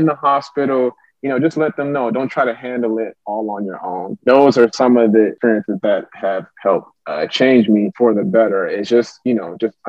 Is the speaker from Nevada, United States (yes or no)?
no; Clinton, Maryland, United States; also born or lived in Frankfurt, Germany; I grew up in Prince George's County, Clinton, Maryland